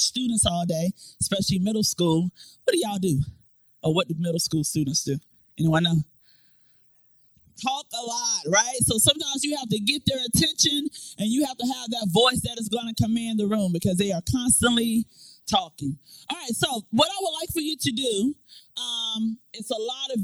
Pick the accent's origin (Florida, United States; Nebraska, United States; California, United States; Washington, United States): Florida, United States; moved away as an adult; now in Newport News, United States; I am originally from Florida